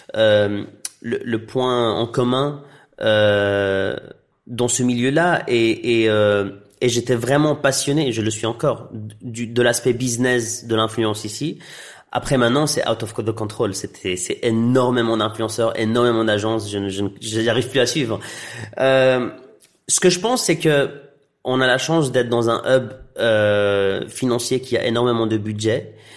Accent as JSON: {"language": "French", "country": "Tunisia", "tie": "born or raised there", "also_born_or_lived": "Iraq / Belgium", "first_language": "Arabic", "second_language": "French", "moved": "yes", "said": "je suis d'origine euh, irakienne. J'ai grandi en Tunisie, donc mon enfance était était en arabe. Puis j'ai transitionné en Belgique pendant 12 ans, donc français."}